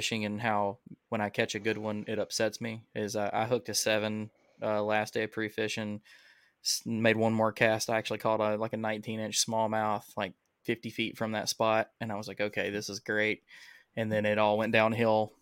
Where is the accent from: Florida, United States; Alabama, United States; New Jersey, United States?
Alabama, United States; I'm from Alabama.